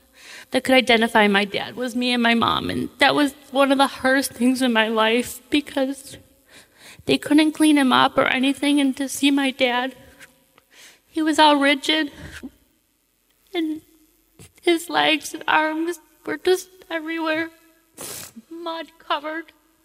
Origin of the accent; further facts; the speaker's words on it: Brook Park, Ohio, United States; We moved in this little tiny house, two-bedroom house, and where I grew up in Brook Park.